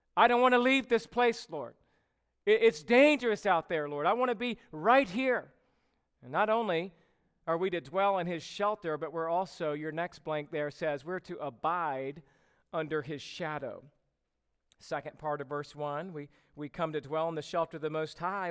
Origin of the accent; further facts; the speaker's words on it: Georgia, United States; now in California, United States; growing up in Georgia